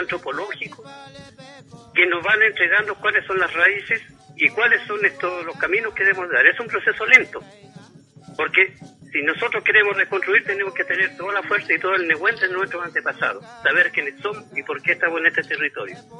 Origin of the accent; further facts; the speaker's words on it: Osorno, Los Lagos, Chile; yo nací en Rahue